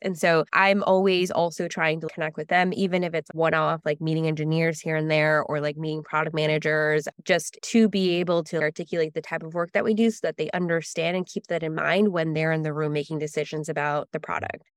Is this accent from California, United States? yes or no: yes; Los Angeles, California, United States; also born or lived in San Francisco; I grew up in Los Angeles, first generation Mexican-American